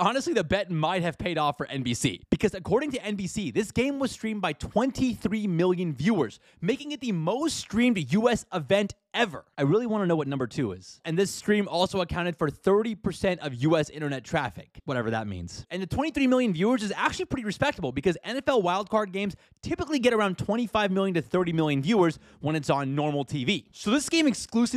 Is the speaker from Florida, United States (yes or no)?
no; Houston, Texas, United States; my hometown Houston